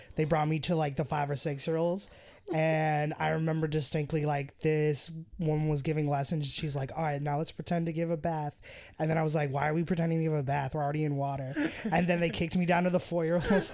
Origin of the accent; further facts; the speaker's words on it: Acton, Massachusetts, United States; also born or lived in Hull, Massachusetts / Cambridge, Massachusetts; I was born in, in Hall, Mass, and I grew up in Acton, Mass.